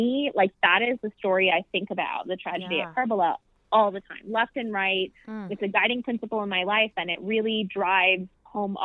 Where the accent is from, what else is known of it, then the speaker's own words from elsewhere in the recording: West Michigan, United States; I grew up in West Michigan